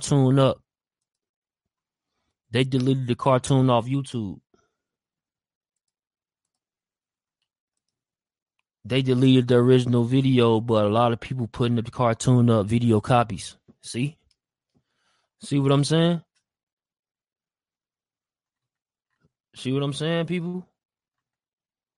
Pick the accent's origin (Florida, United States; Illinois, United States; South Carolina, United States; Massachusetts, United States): Illinois, United States; Chicago; moved away; also born or lived in the West (US); I'm from Chicago. I'm on the West, though, right now